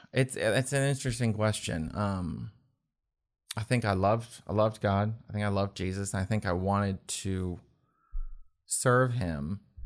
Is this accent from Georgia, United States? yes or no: no; Winchester, Virginia, United States; growing up in Winchester, Frederick County area